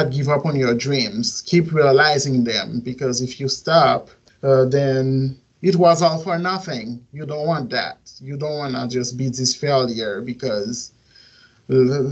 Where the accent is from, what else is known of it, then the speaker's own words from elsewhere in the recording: Port-au-Prince, Ouest, Haiti; also born or lived in Missouri; now in Miami, United States; I'm from Port-au-Prince, Haiti. And I've lived here in Miami for 10 years, and then I ended up moving to Missouri back in 2015